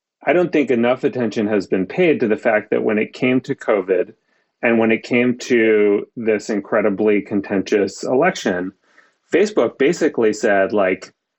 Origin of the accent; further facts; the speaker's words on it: Maine, United States; in the town that I grew up in Maine